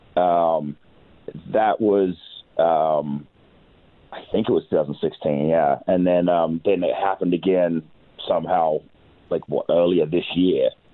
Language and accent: English; England, United Kingdom; now in between Las Vegas and Los Angeles, United States; I am English